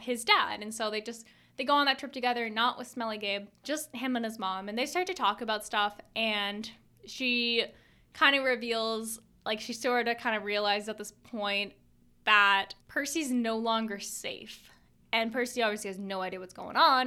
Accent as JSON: {"language": "English", "country": "Canada", "said": "I'm Canadian"}